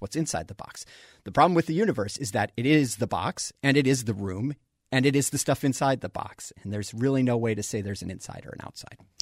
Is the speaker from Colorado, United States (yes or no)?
yes; Colorado, United States; I grew up in Colorado.